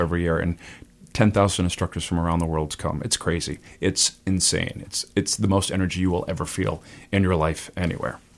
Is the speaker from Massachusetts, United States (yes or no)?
yes; Burlington, Massachusetts, United States; also born or lived in Lexington, Massachusetts / Boston, Massachusetts / Vero Beach, Florida; I'm from Burlington. I grew up there.